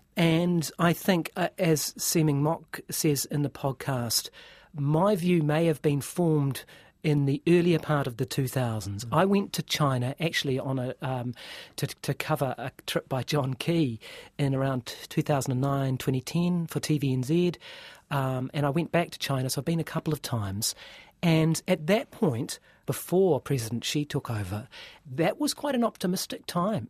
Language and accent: English; New Zealand; as New Zealander uh, who doesn't speak uh, Chinese